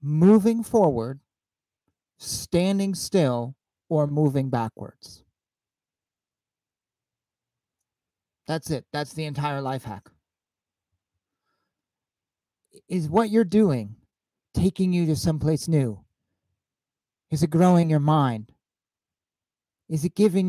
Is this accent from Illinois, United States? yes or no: no; Bellingham, Washington, United States; moved away; I grew up in Bellingham, Washington. I graduated high school there